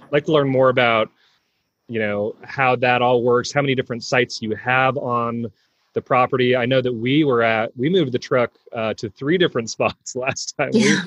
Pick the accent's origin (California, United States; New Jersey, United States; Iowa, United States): California, United States; we're both from California